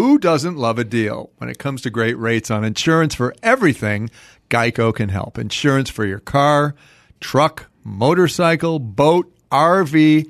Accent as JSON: {"language": "English", "town": "Chicago", "region": "Illinois", "country": "United States", "tie": "born or raised there", "said": "a house I grew up in Chicago"}